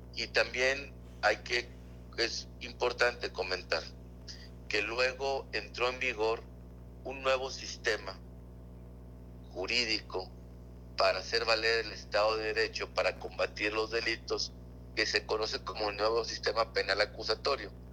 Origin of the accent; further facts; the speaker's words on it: Mexico; como mexicanos tenemos